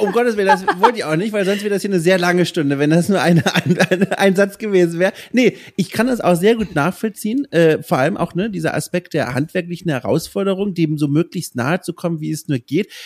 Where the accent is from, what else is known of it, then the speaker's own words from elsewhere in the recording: near Würzburg, Bavaria, Germany; an der Uni Würzburg, ganz in der Nähe von mir, wo ich aufgewachsen bin